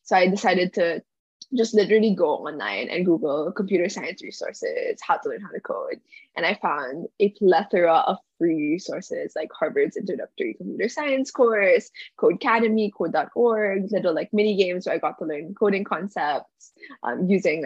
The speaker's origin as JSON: {"language": "English", "town": "Manila", "region": "Metro Manila", "country": "Philippines", "tie": "born or raised there", "moved": "as an adult", "lives_now": "Stanford, United States", "said": "I was born and raised in Manila, Philippines"}